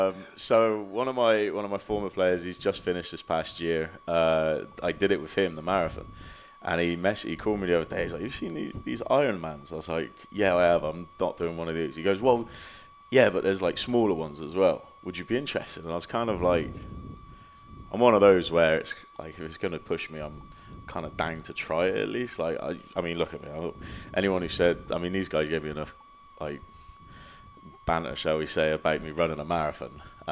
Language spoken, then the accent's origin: English; Oklahoma City, Oklahoma, United States; You know, I'm from Oklahoma City, which is obviously not one of the major cities, but it's grown a lot over the last few years.